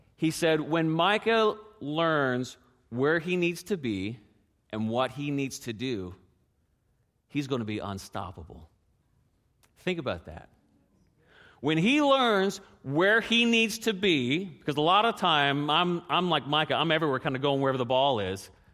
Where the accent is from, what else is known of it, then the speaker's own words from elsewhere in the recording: Canada; how many restaurants my hometown had? One